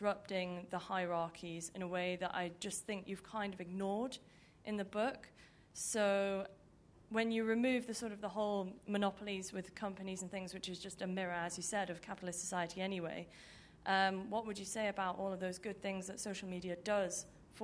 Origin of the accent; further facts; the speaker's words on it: Newcastle upon Tyne, North East England, United Kingdom; I come from Newcastle, from a working class background, where I don't have any media contacts and never did